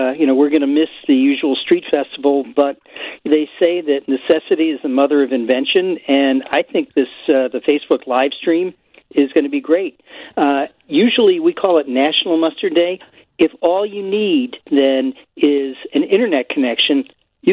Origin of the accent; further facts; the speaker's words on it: Massachusetts, United States; moved away; I'm originally from Massachusetts